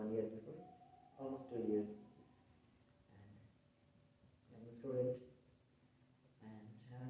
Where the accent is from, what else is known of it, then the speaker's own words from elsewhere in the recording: Bangladesh; now in Tallinn, Estonia; from Bangladesh, and I joined the International Church maybe 1 year before, almost 2 years. And I'm a student